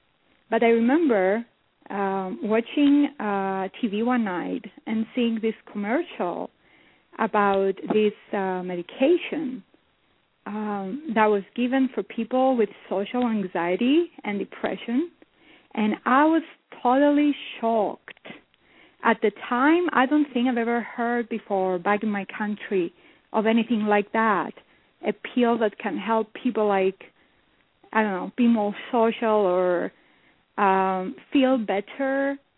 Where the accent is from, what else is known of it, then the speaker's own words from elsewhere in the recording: Cyprus; now in North America; I've been living in North America now for the last 3 years, but I was born and raised in Cyprus.